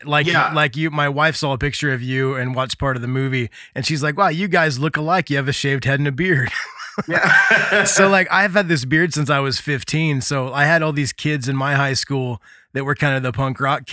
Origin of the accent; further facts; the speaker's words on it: Indiana, United States; I'm from Indiana, which we're 3 hours from Chicago, 2.5 hours